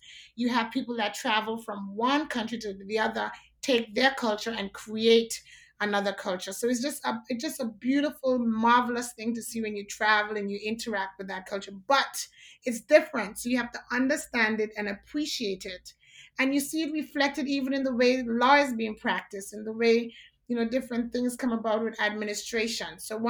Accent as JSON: {"language": "English", "country": "Anguilla", "said": "So, for example, in Anguilla, we're British, so we drive on the British on the left side of the road"}